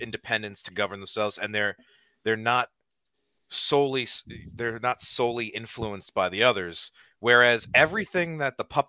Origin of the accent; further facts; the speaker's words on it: United States; I'm an American